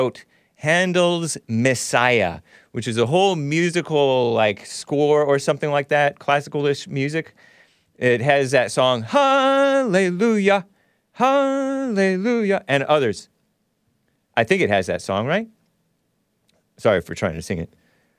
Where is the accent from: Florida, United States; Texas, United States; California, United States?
California, United States; Temple City; Did you know I grew up in Temple City, California? But I went to school in El Monte, which makes it sound more ghetto.